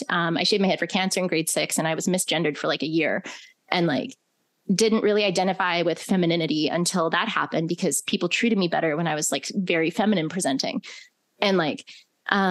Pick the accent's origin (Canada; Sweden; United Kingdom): Canada; Alberta; moved away as an adult; also born or lived in British Columbia / Calgary; my small town that I grew up in.